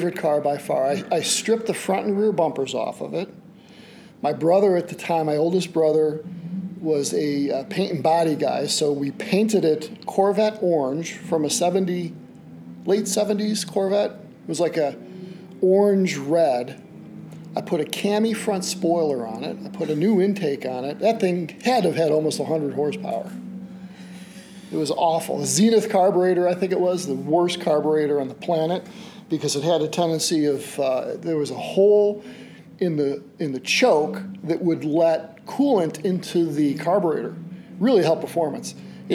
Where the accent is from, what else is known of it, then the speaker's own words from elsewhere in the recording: Oak Lawn, Illinois, United States; also born or lived in Chicago, Illinois; Southside, Oak Lawn